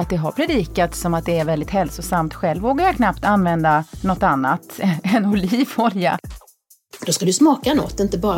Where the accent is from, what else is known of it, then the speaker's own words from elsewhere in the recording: Kronoberg County, Sweden; nej, alltså jag växte upp på landet utanför Växjö.